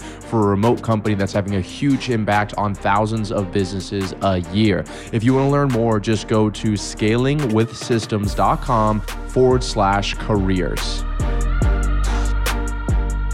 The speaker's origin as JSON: {"language": "English", "town": "Destin", "region": "Florida", "country": "United States", "tie": "born or raised there", "also_born_or_lived": "Atlanta, Georgia", "said": "Destin, Florida, which is not my hometown, but where I grew up"}